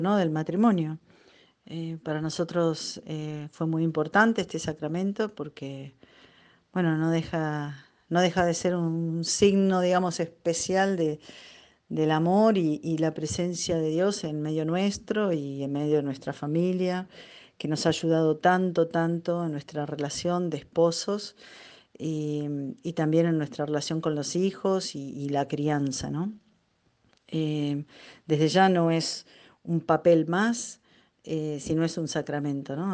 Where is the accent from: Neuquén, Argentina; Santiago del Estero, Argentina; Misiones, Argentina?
Neuquén, Argentina; soy de Neuquén Capital